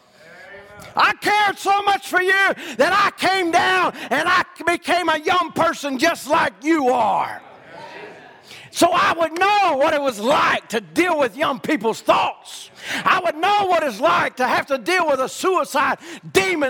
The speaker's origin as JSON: {"language": "English", "region": "Louisiana", "country": "United States", "said": "I'm not from here. I'm from Louisiana"}